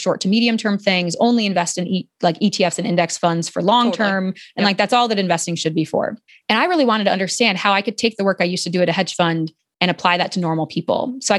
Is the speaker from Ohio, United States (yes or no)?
yes; Ohio, United States; And I'm formerly from Ohio, so I feel like I can knock on Ohio a little bit.